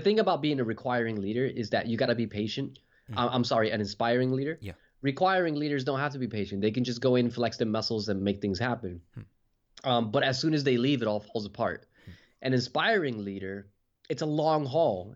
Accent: New Jersey, United States; now in Western Australia, Australia; I was uh, born and raised in New Jersey. And now uh, I live in Western Australia

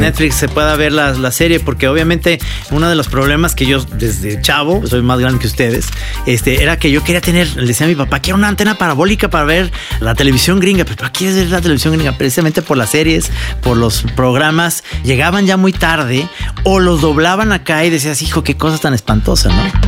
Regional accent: Guadalajara, Jalisco, Mexico; somos los tapatíos

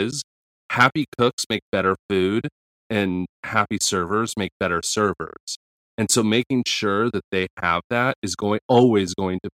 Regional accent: United States

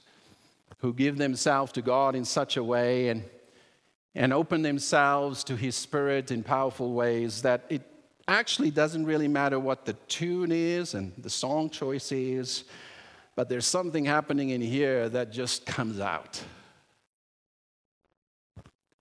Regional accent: South Africa; moved away; When I was growing up in South Africa, and my dad was a pastor

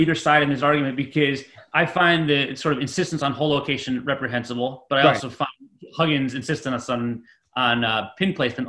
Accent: United States; I grew up in the United States

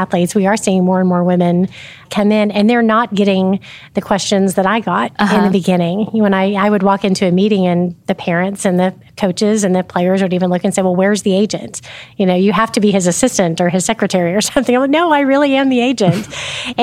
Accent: Oklahoma City, Oklahoma, United States; also born or lived in Midwest City, Oklahoma; So lifelong Oklahoman, born and raised in Oklahoma City and surrounding areas

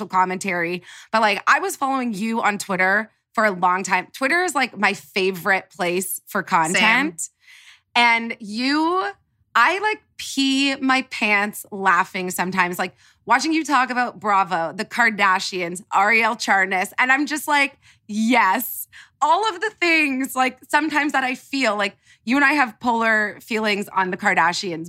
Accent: Canada; moved away as an adult; now in Los Angeles, United States; I'm Canadian

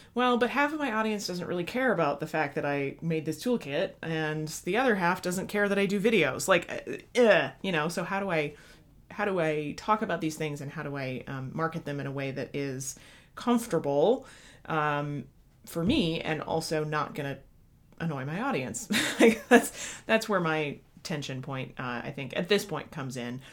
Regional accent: Midwest, United States; as a Midwesterner

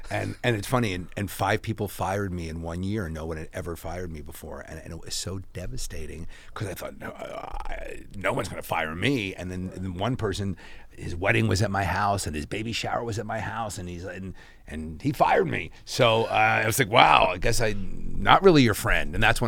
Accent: East Coast, United States; moved away as an adult; I grew up on the East Coast, and I moved here when I was 24 to be an actor.

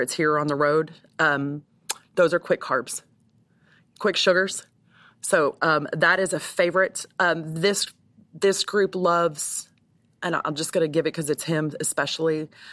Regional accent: Texas, United States; moved away as an adult; now in Tampa, United States; I grew up in Texas and so I'm very familiar with cattle

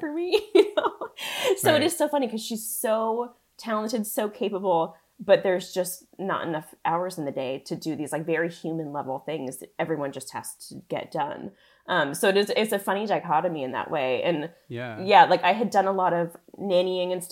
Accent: Salinas, California, United States; moved away as an adult; also born or lived in Carmel, California; now in New York, United States; I was born in Salinas

